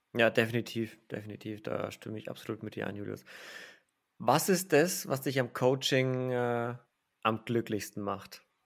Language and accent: German; Franconia, Bavaria, Germany; da kommt jetzt mein innerer Franke raus